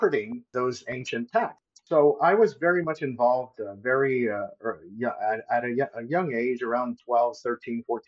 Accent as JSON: {"language": "English", "town": "Montreal", "region": "Quebec", "country": "Canada", "said": "I'm originally from Montreal"}